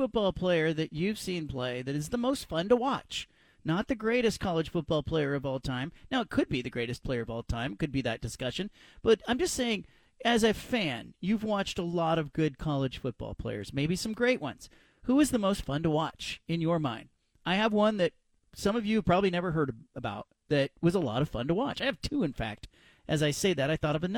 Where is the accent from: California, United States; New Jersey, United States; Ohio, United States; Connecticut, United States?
California, United States; Gilroy; moved away as an adult; also born or lived in Indiana / Tallahassee, Florida; now in Portland, United States; my hometown, Gilroy, California.